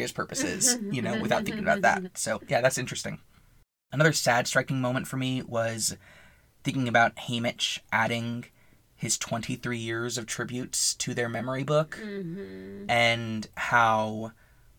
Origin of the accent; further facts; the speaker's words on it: United States; as an American